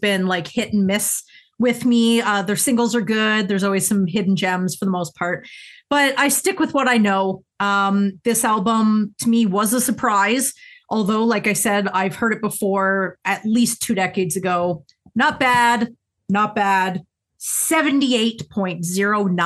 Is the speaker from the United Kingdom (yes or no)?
yes; England, United Kingdom; I'm English